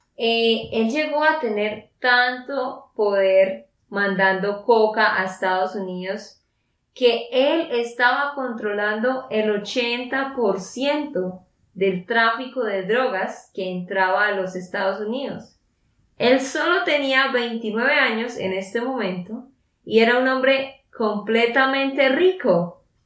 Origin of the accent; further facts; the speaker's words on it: Santander, Colombia; de Santander, Colombia